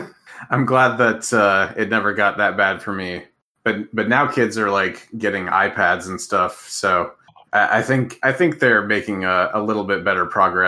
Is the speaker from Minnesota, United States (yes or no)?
yes; Minnesota, United States; I grew up in Minnesota